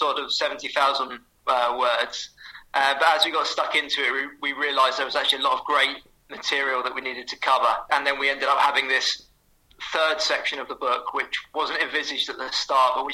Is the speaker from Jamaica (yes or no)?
no; Southampton, South East England, United Kingdom; So I grew up in Southampton